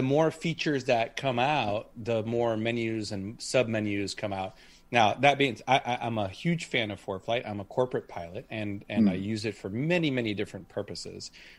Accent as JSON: {"language": "English", "country": "United States", "accent": "American", "said": "as an American pilot"}